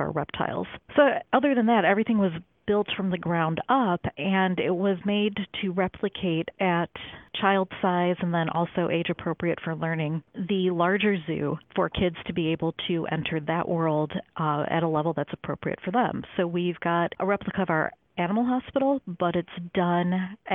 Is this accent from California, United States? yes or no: no; Chicago, Illinois, United States; I grew up about a mile due west of Lincoln Park Zoo. So growing up in Chicago